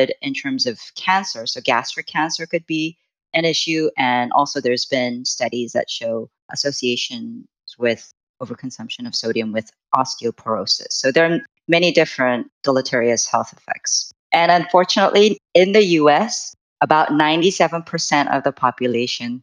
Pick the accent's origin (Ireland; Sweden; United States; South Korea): South Korea; moved away; I am originally from Korea